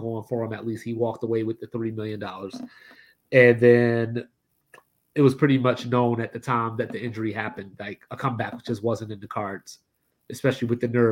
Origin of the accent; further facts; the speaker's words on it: Maryland, United States; growing up in Maryland